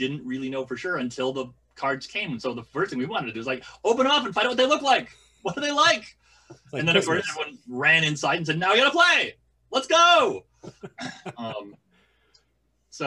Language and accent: English; Walla Walla, Washington, United States; born or raised there; moved away